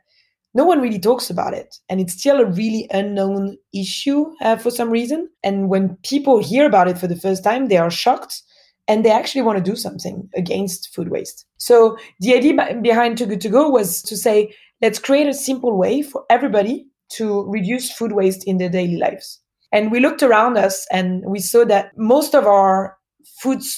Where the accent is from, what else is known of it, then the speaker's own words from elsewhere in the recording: Paris, Île-de-France, France; accent: French; born and raised in France, in Paris